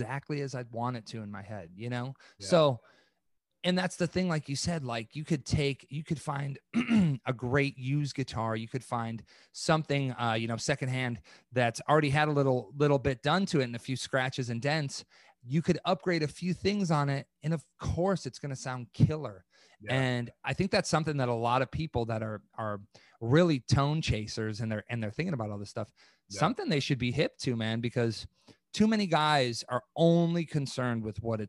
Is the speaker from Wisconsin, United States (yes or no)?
yes; East Troy, Wisconsin, United States; I'm from East Troy, Wisconsin